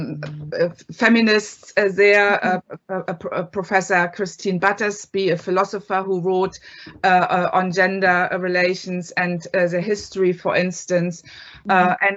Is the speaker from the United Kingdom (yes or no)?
no; East Germany, Germany; moved away as an adult; now in Ireland; I grew up in East Germany